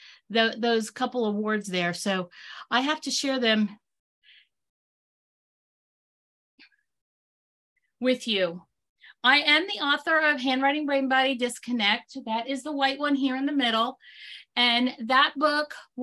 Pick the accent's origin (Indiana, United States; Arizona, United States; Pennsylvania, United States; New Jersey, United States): Pennsylvania, United States; I hail from Pennsylvania